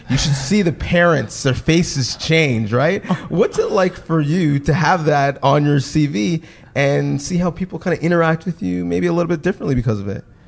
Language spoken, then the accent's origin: English; Canada; as Canadians